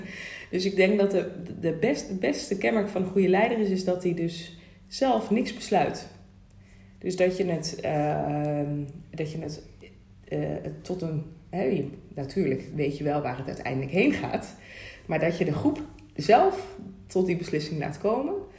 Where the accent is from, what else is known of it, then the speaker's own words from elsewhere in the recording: Rosmalen, North Brabant, Netherlands; ik ben opgegroeid in Rosmalen bij Den Bosch. Dus echt van de Brabantse gezelligheid